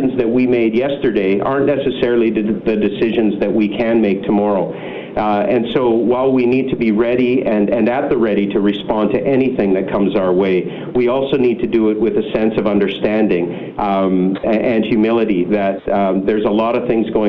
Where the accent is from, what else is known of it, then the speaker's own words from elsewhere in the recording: British Columbia, Canada; as we all go through this as British Columbians